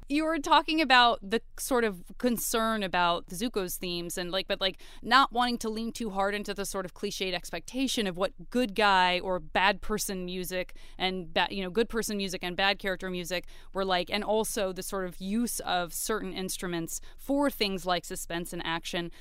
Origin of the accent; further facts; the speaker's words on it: Tucson, Arizona, United States; I'm a kid from Tucson